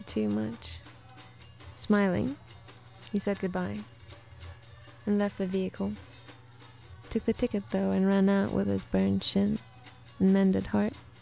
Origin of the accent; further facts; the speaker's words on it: Sweden; accent: Swedish; also born or lived in Soviet Union; But then when I was 8, we went to Sweden.